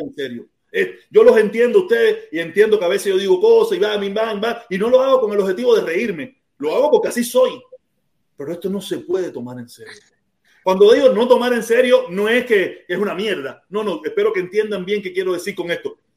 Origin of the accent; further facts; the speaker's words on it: Cuba; now in Miami, United States; Cuba, que es mi madre patria, mi madre patria, donde yo nací, donde vive mi familia